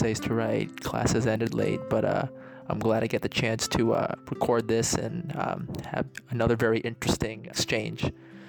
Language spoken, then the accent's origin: English; New York, United States; I'm a junior, a philosophy major. I'm from New York. My mom is from Malaysia. My dad grew up in Taipei in Taiwan.